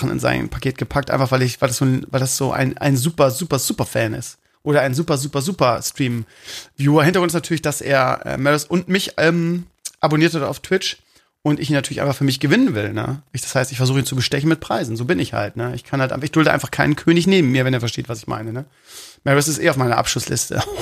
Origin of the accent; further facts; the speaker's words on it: Bremen, Germany; Ja, ich bin Bremer. Ne?